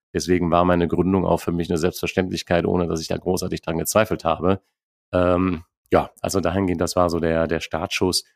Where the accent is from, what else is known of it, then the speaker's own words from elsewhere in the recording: Neuss, North Rhine-Westphalia, Germany; moved away as an adult; ich lebe Neuss. Ich habe viele Jahre im Ausland gelebt, habe auch eher gedacht, es wird irgendwann mal New York, Rio, Tokio, aber nicht mehr Neuss werden. Aber ich muss sagen, mittlerweile bin ich sehr glücklich in der Heimat äh, angekommen